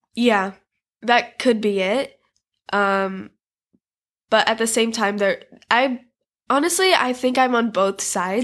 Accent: United States; born and raised in America like I am.

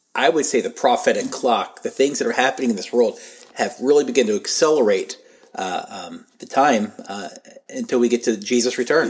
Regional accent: United States; As an American, as a Christian

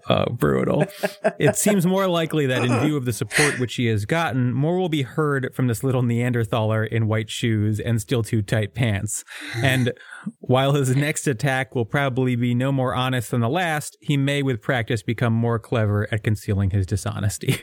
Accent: Northeast, United States; I'm from the Northeast. We've got Jews and Catholics

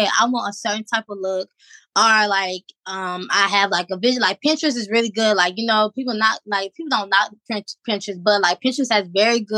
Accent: Georgia, United States; now in Virginia, United States; my hometown, Georgia

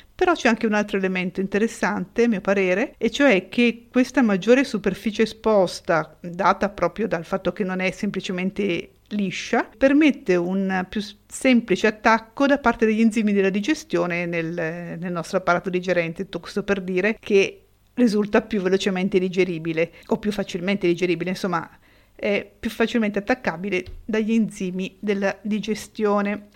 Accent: Italy

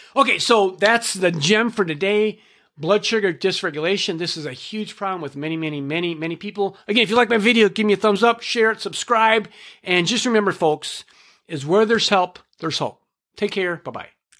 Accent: Minnesota, United States; I'm from Minnesota

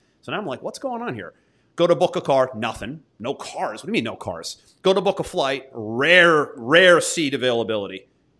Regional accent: United States; also born or lived in Florida; I'm an American.

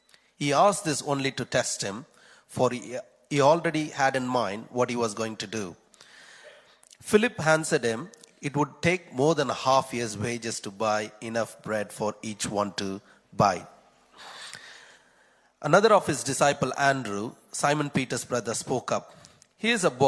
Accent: Chennai, Tamil Nadu, India; moved away; I'm also from Chennai in India.

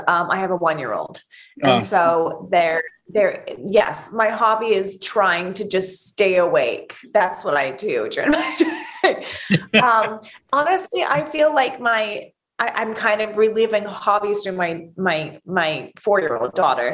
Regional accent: United Kingdom; accent: British; British is my first language.

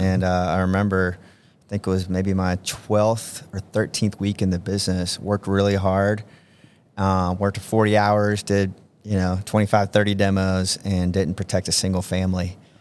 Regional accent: Georgia, United States; moved away as an adult; also born or lived in Omaha, Nebraska; I'm from Georgia

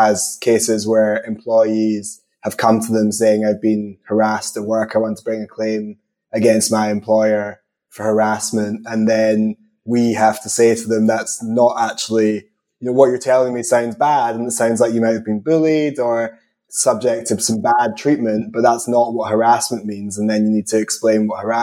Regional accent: Scotland, United Kingdom; accent: combination of Scottish and English; also born or lived in England; given my accent, I'm never confident that I'm pronouncing anything correctly, but I definitely say harassment, but that could just be a combination of Scottish and English

